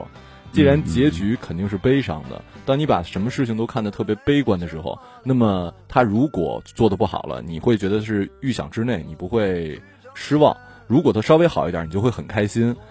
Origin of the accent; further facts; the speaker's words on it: Northeast China, China; moved away as an adult; also born or lived in Sichuan / Beijing / Changchun; now in Shanghai, China; 我作为一个东北人，我们那儿真的没有蟑螂。然后我去我的大我大学在四川读的